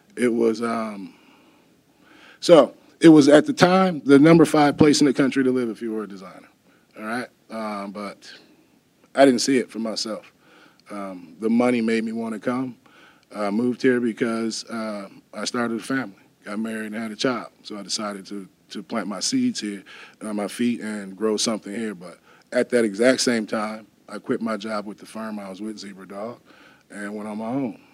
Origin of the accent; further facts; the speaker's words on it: Wisconsin, United States; now in Madison, United States; I'm a Wisconsin native, but I'm not from Madison